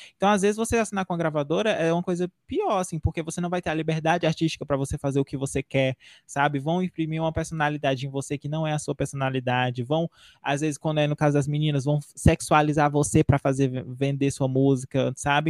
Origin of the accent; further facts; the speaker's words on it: Northeast Region, Brazil; E eu sou nordestino